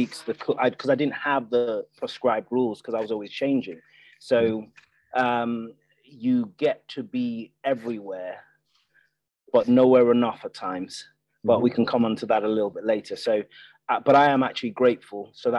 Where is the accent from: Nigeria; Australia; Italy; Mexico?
Nigeria; also born or lived in Ireland / United Kingdom; I grew up in three different countries. I grew up in Nigeria, I grew up in Ireland, and I grew up in the UK, six different secondary schools, for us settling down on a grammar school in Surrey.